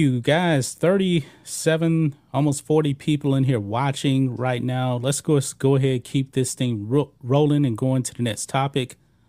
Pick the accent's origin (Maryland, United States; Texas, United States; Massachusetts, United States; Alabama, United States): Texas, United States; I'm from Texas.